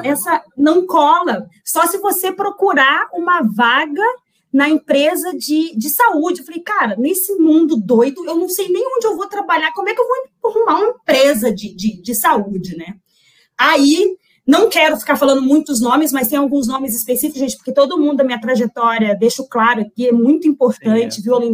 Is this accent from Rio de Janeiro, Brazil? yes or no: yes; Resende, Rio de Janeiro, Brazil; Sou de Resende, deve ter muita gente aqui de Resende